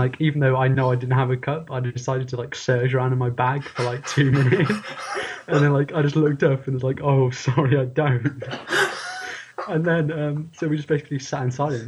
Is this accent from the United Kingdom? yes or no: yes; United Kingdom; being British